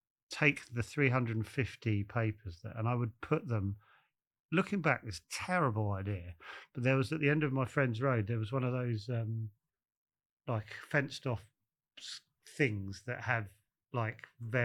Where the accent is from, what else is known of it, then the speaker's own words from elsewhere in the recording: Bromley, London, United Kingdom; also born or lived in Kent; I was born in Farnborough, which is Bromley, yeah. Farnborough Hospital.